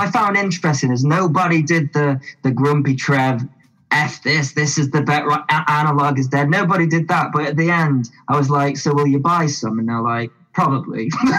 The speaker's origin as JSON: {"language": "English", "country": "United Kingdom", "said": "I wonder what will happen if I do that here with us being British."}